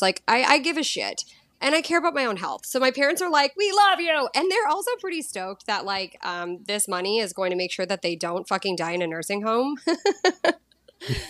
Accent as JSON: {"language": "English", "town": "Boston", "region": "Massachusetts", "country": "United States", "tie": "born or raised there", "also_born_or_lived": "Los Angeles / San Diego / Mexico / Greece", "moved": "as an adult", "lives_now": "Costa Rica", "said": "thirty-seven, and I grew up in Boston."}